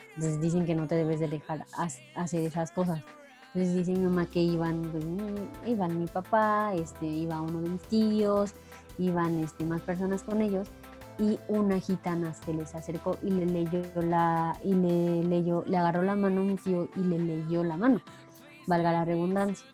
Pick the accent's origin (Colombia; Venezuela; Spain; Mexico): Mexico; en nuestra parte cultural como mexicanos